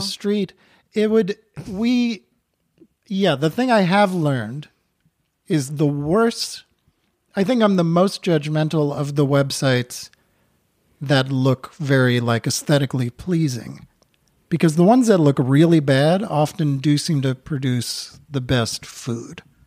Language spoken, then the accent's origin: English; Newton, Massachusetts, United States; moved away as an adult; also born or lived in New York City; now in Vermont, United States; I grew up outside of Boston in Newton, Massachusetts, and then I lived in New York City for fifteen years